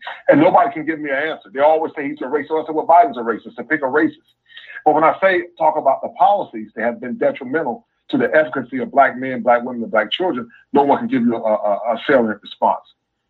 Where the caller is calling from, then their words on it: Raleigh, North Carolina, United States; man, calling from Raleigh, North Carolina.